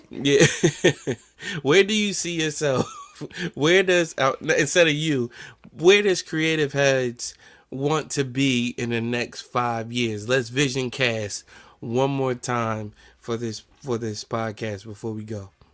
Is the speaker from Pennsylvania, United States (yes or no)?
no; New Jersey, United States; accent: New Jersey; my New Jersey accent